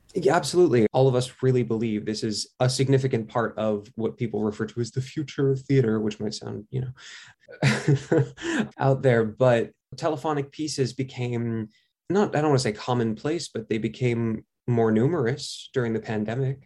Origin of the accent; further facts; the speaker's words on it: New York, United States; I grew up in New York